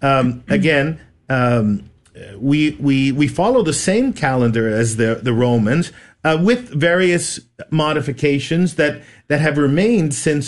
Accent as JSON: {"language": "English", "town": "Montreal", "region": "Quebec", "country": "Canada", "tie": "born or raised there", "moved": "as an adult", "lives_now": "Texas, United States", "said": "Originally born and raised in Montreal, Canada."}